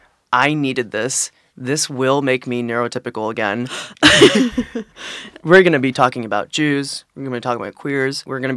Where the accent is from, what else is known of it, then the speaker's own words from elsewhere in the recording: East Coast, United States; I'm from the Torah Belt. That's like D.C., Philly, New York. And I grew up around Judaism